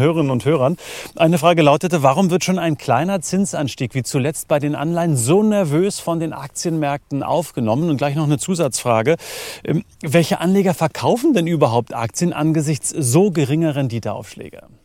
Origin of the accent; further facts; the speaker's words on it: Brandenburg, Germany; in der schönen Brandenburger Heimat